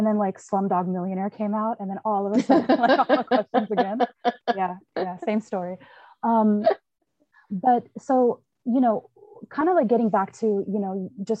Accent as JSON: {"language": "English", "region": "Texas", "country": "United States", "tie": "born or raised there", "said": "growing up in Texas, you know, being, you know, of South Asian descent"}